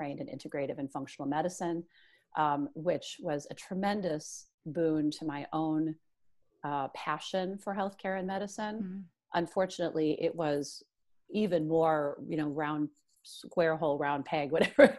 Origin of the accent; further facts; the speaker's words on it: Midwest, United States; I'm this Midwesterner with, you know, three children